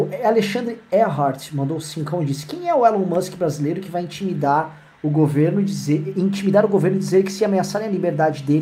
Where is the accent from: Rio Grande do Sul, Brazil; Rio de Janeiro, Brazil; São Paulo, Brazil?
São Paulo, Brazil; accent: Mooca; Eu, eu sou natural da Moca